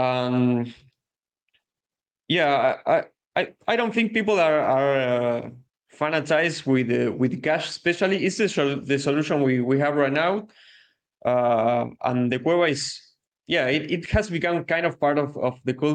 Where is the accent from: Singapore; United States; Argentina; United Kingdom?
Argentina